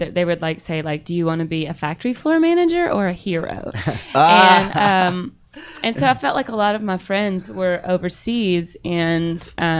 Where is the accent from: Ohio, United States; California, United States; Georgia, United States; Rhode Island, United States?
Georgia, United States; Calhoun; I'm from Calhoun, Georgia.